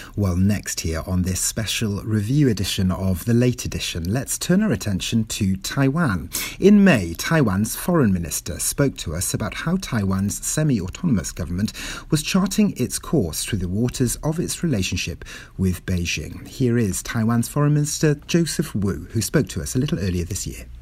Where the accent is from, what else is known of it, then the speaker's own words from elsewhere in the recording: Wales, United Kingdom; first language Welsh; English is a second language; now in Toronto, Canada; my mother tongue there, Welsh